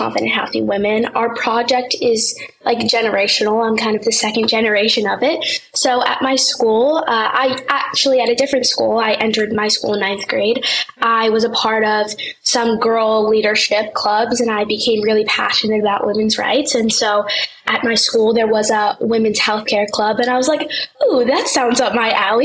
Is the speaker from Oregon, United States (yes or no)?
no; New York City, New York, United States; I'm 16 years old, and I'm from New York City